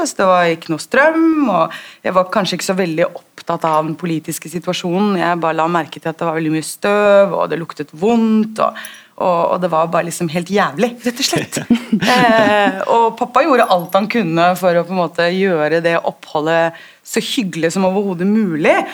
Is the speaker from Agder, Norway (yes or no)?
no; Oslo, Norway; jeg er født og oppvokst i Oslo, eh, på Grünerløkka